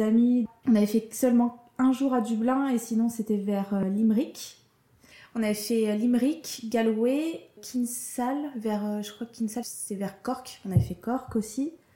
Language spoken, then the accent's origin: French; France; en tant que Française